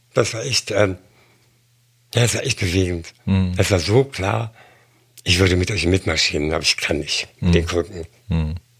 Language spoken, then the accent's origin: German; Germany; moved away; also born or lived in London / Berlin; als Deutscher